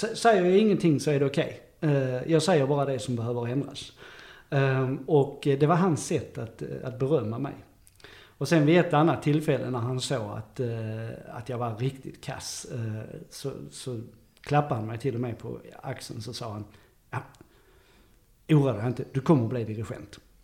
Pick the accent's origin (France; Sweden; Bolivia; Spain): Sweden; Löddeköpinge, Skåne; also born or lived in Saint Petersburg; jag är född i Löddeköpinge